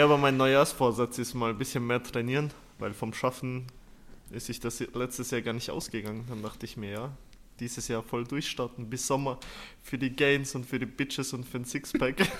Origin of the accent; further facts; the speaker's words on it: Austria; accent: Austrian; moved away as an adult; also born or lived in Uşak, Turkey; now in Switzerland; komme aus Österreich oder bin in Österreich eigentlich geboren. Äh, und lebe seit zwei Jahren in der Schweiz